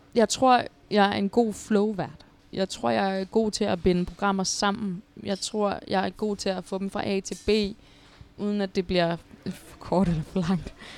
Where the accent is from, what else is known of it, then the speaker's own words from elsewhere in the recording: Odense, Southern Denmark, Denmark; jeg er fra Odense og har spillet i OB